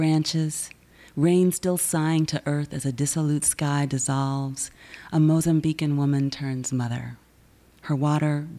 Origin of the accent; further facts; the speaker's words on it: the South, United States; I am from the South